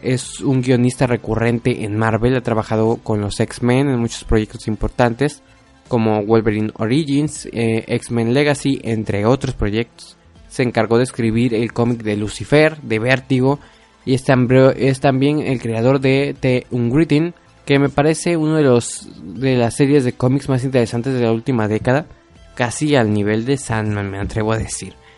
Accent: Mexico; yo siendo mexicano

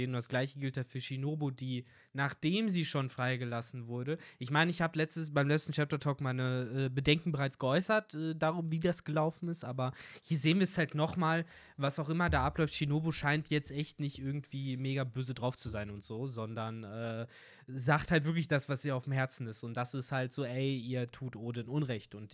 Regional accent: Germany; Bei uns in Deutschland

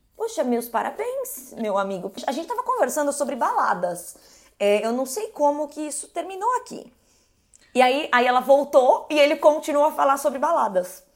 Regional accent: Brazil; eu sou aqui do Brasil, entendeu? Zona Norte, Zona Forte

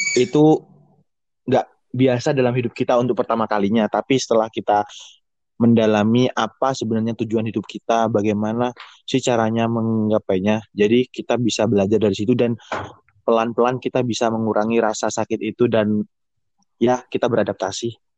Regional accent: Surabaya, East Java, Indonesia; saya dari Surabaya, asli Surabaya

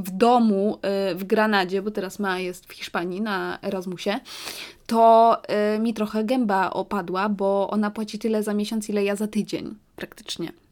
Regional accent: London, United Kingdom; jak ja byłam mała i dorastałam w Londynie, to ja mieszkałam w strefie szóstej.

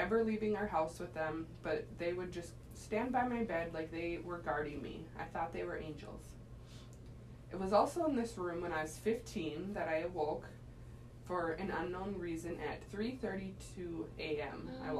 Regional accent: Waukesha, Wisconsin, United States; I grew up in Waukesha, less than 20 miles from Lake Michigan.

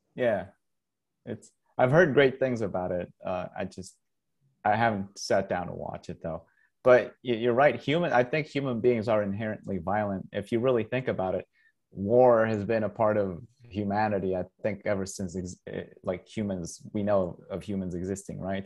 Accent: Costa Rica; first language Spanish; English is a second language; moved away as an adult; also born or lived in Canada / Michigan / Los Angeles / Southern Utah; now in Utah, United States; I grew up in Costa Rica.

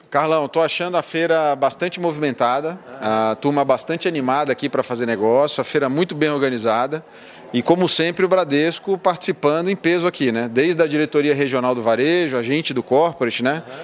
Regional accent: Rio de Janeiro, Brazil; moved away; also born or lived in Londrina; eu nasci no Rio, sou natural do Rio

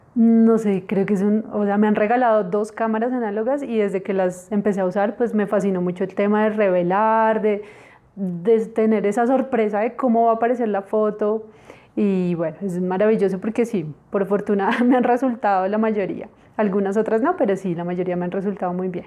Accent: Bogotá, Colombia; nosotros como colombianos

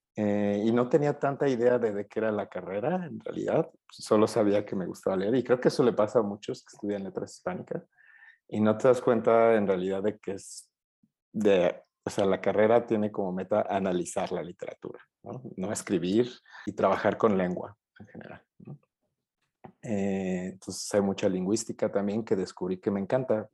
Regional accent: Puebla, Mexico; moved away as an adult; now in Mexico City, Mexico; soy de Puebla originalmente y vine aquí a estudiar al, DF

